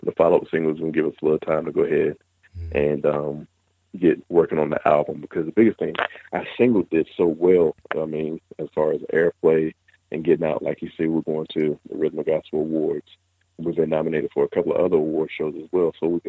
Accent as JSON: {"language": "English", "region": "the South", "country": "United States", "said": "Because, you know, we're from the South."}